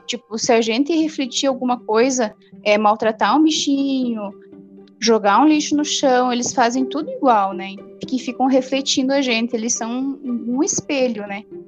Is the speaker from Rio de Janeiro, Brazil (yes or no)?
no; Francisco Beltrão, Paraná, Brazil; Eu sou de Francisco Beltrão e sou formada em Ciências Contábeis